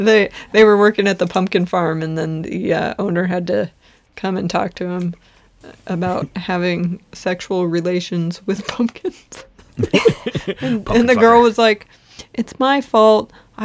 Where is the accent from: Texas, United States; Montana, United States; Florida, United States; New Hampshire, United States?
New Hampshire, United States; Concord; Growing up in Concord, New Hampshire, it was a very big part of life